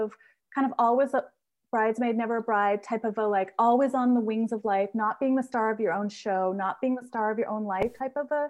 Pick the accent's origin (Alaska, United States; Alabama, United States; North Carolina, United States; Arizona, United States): Alaska, United States; Haines; moved away as an adult; also born or lived in New Zealand / Switzerland / Portland, Oregon; we moved back to my hometown, tiny hometown of Haines